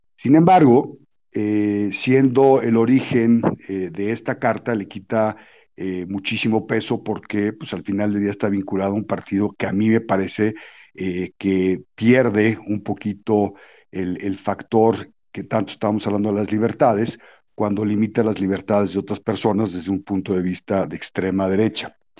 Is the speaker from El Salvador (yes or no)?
no; Mexico